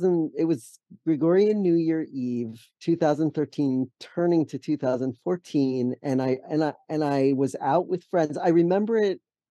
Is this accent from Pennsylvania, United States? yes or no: yes; Allentown, Pennsylvania, United States; moved away as an adult; also born or lived in San Francisco / New York; now in Massachusetts, United States; I grew up in Allentown, Pennsylvania